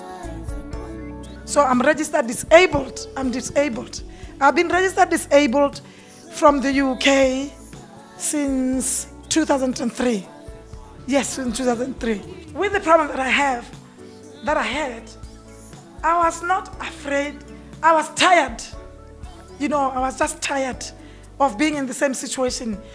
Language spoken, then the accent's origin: English; Botswana; now in Manchester, United Kingdom; I'm from Manchester. I'm born in Botswana, but I'm a Manchester resident